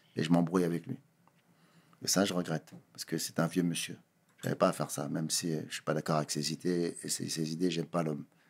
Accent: Sarcelles, Île-de-France, France; je viens de Sarcelles, je viens de banlieue

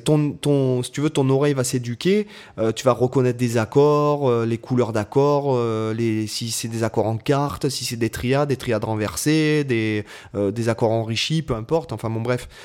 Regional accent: Toulon, Provence-Alpes-Côte d'Azur, France; à la base, je suis de Toulon

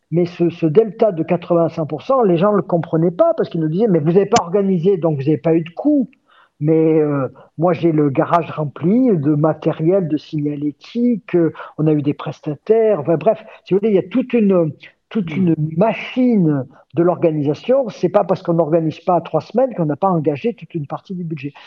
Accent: Gap, Provence-Alpes-Côte d'Azur, France; born or raised there; moved away as an adult

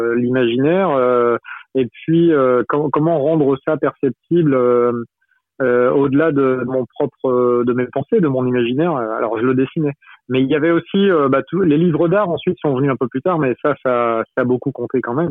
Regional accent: Brittany, France; moi je suis breton

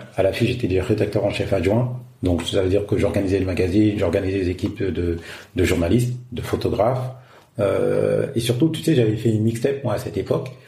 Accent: France; moved away as an adult; now in Africa

